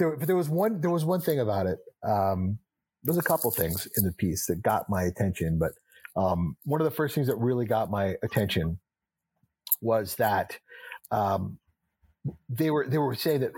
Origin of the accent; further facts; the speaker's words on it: Texas, United States; also born or lived in New Hampshire; Well, Doug, I'm a kid from Texas and New Hampshire.